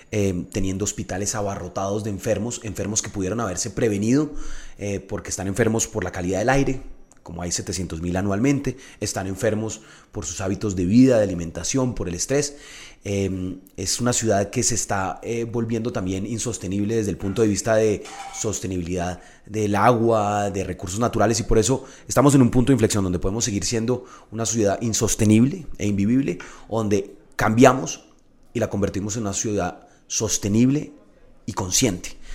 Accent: Bogotá, Colombia; tenemos los bogotanos y muy seguramente los colombianos

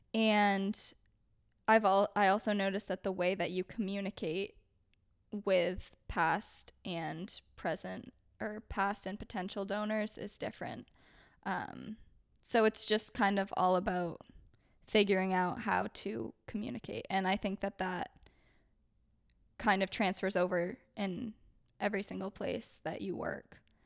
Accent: Maine, United States; now in Beverly, United States; I'm originally from Maine

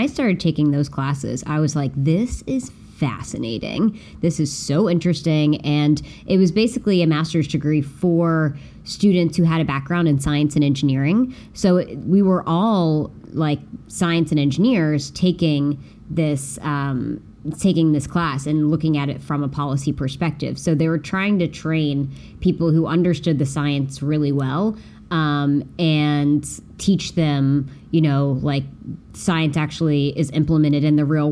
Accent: West Virginia, United States; moved away as an adult; now in San Francisco, United States; Spent my first like 23 years of life in West Virginia

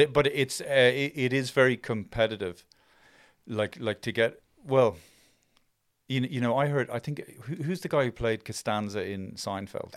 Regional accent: Ireland; growing up in Ireland

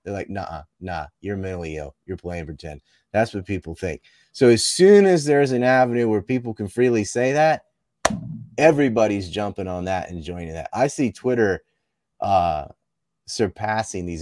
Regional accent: Cape Hatteras, North Carolina, United States; I'm from Cape Hatteras and there was a yellow ribbon around our lighthouse

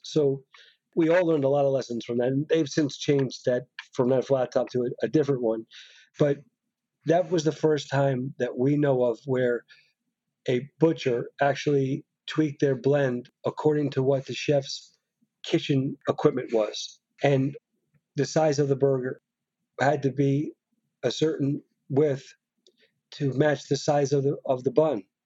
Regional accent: New York, United States; being a New Yorker

